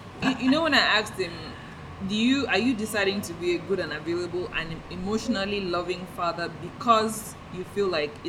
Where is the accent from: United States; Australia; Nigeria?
Nigeria; because I'm in Nigeria, I'm Nigerian